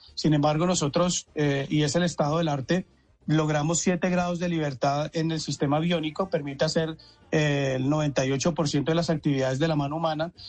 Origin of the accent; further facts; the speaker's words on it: Cali, Valle del Cauca, Colombia; moved away as an adult; also born or lived in Bogotá, Colombia; now in Mexico; yo soy caleño